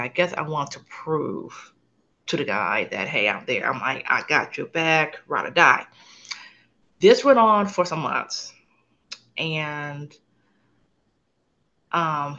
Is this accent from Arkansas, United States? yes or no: no; Los Angeles, California, United States; moved away as an adult; now in San Antonio, United States; I am originally from Los Angeles, California. Currently live in Texas.